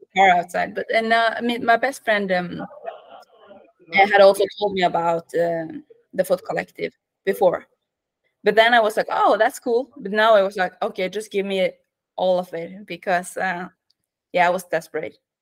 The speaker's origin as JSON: {"language": "English", "region": "Western Norway", "country": "Norway", "tie": "born or raised there", "second_language": "English", "moved": "as an adult", "lives_now": "Oslo, Norway", "said": "I'm from Norway. I grew up west, uh, in the west of Norway uh, near the fjords and mountains"}